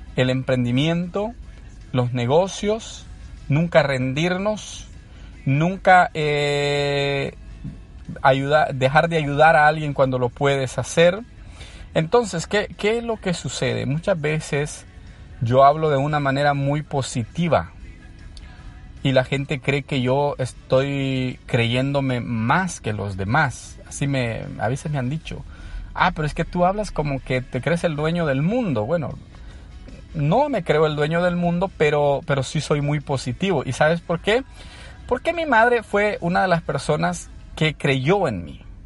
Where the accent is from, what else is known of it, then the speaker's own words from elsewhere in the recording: San Salvador, El Salvador; moved away as an adult; now in United States; soy de origen salvadoreño, eh, nací en un barrio de, la, de San Salvador, conocido como Sacamil, el área de la colonia Sacamil. ahí hice toda mi escuela